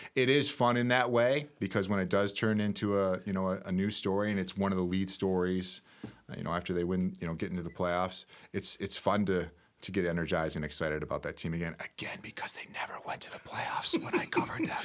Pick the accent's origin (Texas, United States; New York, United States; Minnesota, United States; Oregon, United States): New York, United States; Webster; moved away as an adult; also born or lived in Nebraska; I was, uh, born and raised in Webster, New York, outside of Rochester